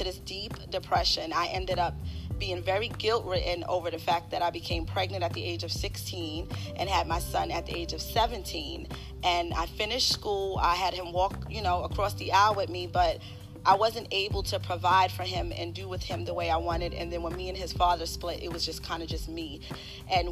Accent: Maxton, North Carolina, United States; also born or lived in New York; now in Charlotte, United States; At the age of 6, I moved to Maxton, North Carolina

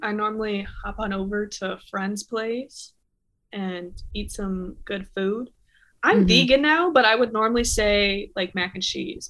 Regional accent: Canada; And you have to eat the cereal with bagged milk because I'm Canadian.

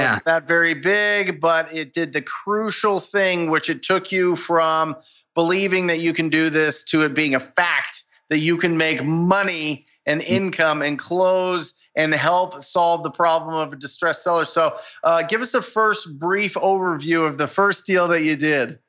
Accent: Arizona, United States; my home state of Arizona

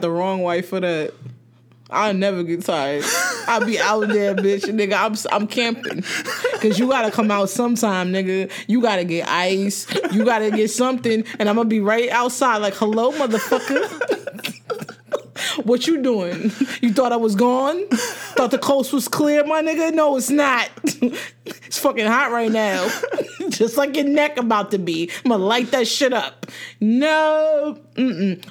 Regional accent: New Jersey, United States; I'm from Jersey

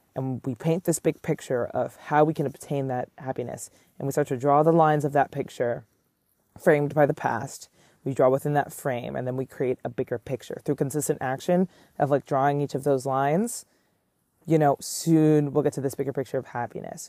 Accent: New York City, New York, United States; I am born and raised in Manhattan

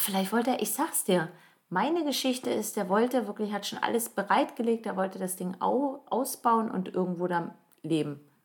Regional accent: Northern Germany, Germany; moved away as an adult; also born or lived in Halle an der Saale, Saxony-Anhalt; im Norden von Deutschland, wo ich aufgewachsen bin

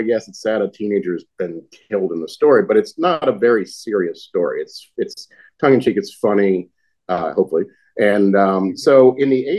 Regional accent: Laurel, Maryland, United States; I set the book in my hometown of Laurel, Maryland

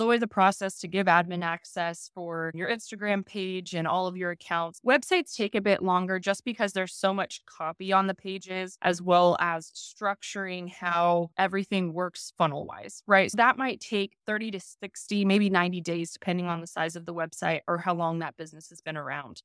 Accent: Kansas, United States; I'm from Kansas, so my family and our family friends, we all grew up farming.

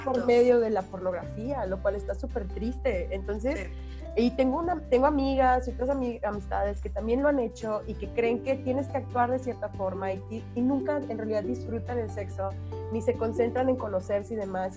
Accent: Monterrey, Nuevo León, Mexico; soy regia.

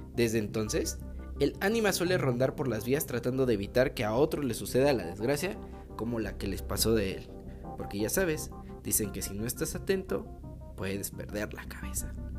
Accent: Mexico; nuestras tradiciones como mexicanos

